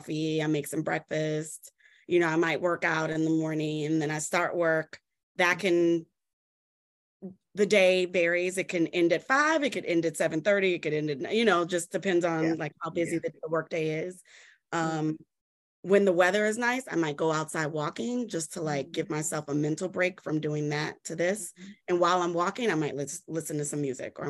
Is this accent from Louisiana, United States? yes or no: yes; New Orleans, Louisiana, United States; I come from New Orleans where everything, like, you know, music is just like entrenched in everything that we